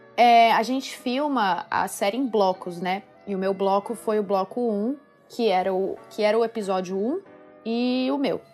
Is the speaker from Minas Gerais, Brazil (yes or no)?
no; Ribeirão Preto, São Paulo, Brazil; moved away as an adult; also born or lived in Batatais; Eu nasci em São Paulo. Na verdade, não na cidade, eu sou do interior. É, eu nasci numa cidade eu nasci em Ribeirão Preto, mas a minha família é de Batatais. E, mas eu sempre morei em São Paulo